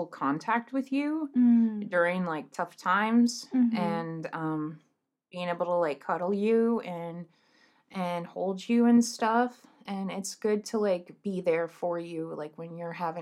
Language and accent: English; United States; we're from America